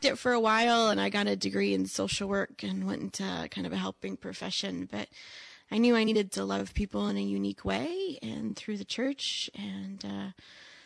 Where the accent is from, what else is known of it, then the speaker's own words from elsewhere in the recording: St. Johns, Michigan, United States; moved away as an adult; now in Saugatuck, United States; I grew up over in St. John's over by Lansing